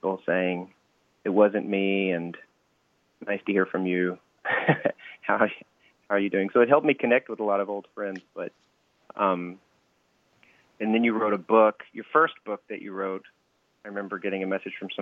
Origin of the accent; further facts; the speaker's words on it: Arkansas, United States; accent: Southern; now in New York, United States; I'm from Arkansas. Arkansas originally